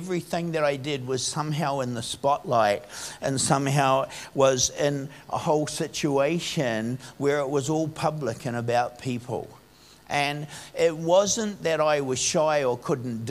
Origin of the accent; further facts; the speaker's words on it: Upper Hutt, Wellington, New Zealand; When I grew up in Upper Hutt. It was a little country town when I first grew up here